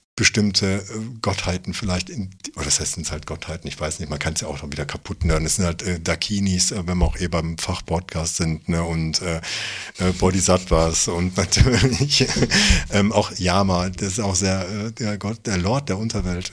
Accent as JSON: {"language": "German", "country": "Germany", "said": "ich bin halt auch Deutscher"}